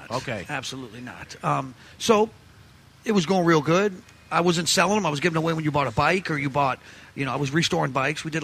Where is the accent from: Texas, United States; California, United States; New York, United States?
New York, United States; I mean, we're Italians from New York